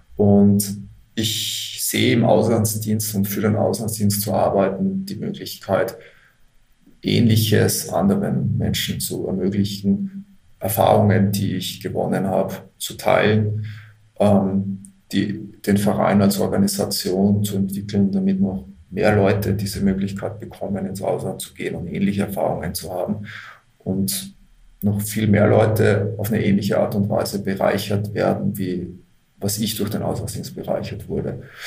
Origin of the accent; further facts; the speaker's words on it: Austria; moved away as an adult; also born or lived in Australia / Israel; dass ich in Österreich geboren bin und aufgewachsen bin, noch mehr als Österreicher